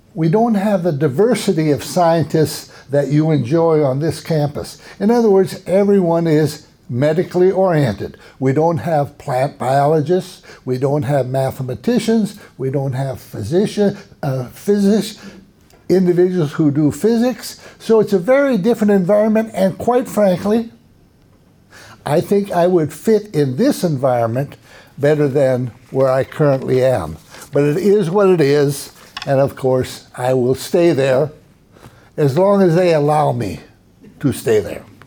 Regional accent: Minnesota, United States; now in Texas, United States; I grew up in Minnesota, in the north of the United States

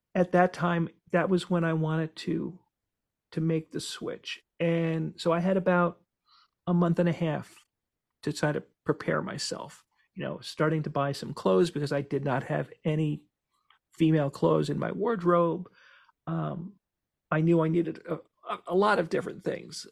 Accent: Cranford, New Jersey, United States; my hometown, about Cranford

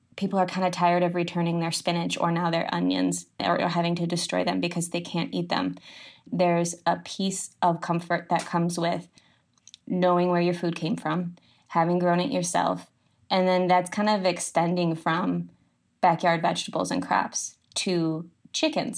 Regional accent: Midwest, United States; moved away as an adult; also born or lived in East Coast; I grew up in the Midwest

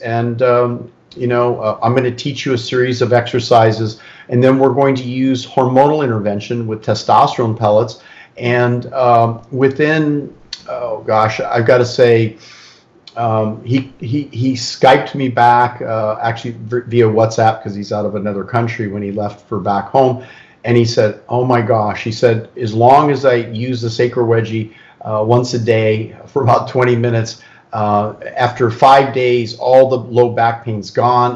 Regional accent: California, United States; I'm really born and raised in California

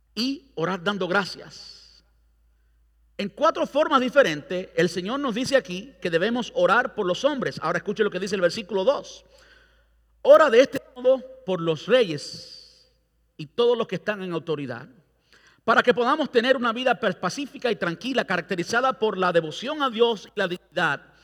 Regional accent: Cuba; now in Brandon, United States; yo soy cubano

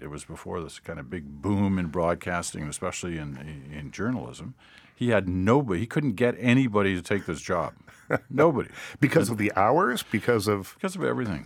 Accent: Ottawa, Ontario, Canada; growing up in Ottawa with my sister and brother and my parents

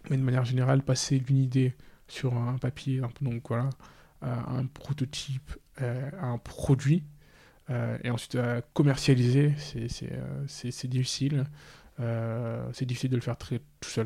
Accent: Senegal; moved away; j'ai grandi au Sénégal. Par contre, j'ai fait l'école française

